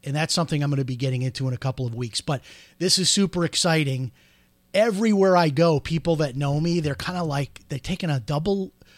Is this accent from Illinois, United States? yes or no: yes; Chicago, Illinois, United States; now in Florida, United States; growing up outside of Chicago